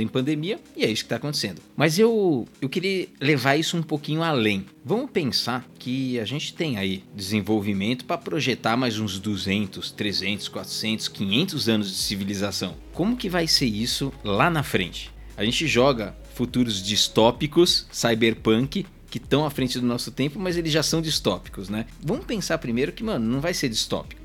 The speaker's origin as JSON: {"language": "Portuguese", "country": "Brazil", "said": "nós três somos brasileiros, eu sou o único no Brasil"}